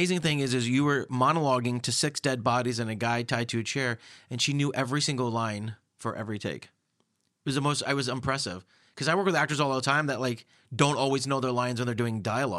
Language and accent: English; California, United States; because I'm from Orange County. My mom's from Orange County.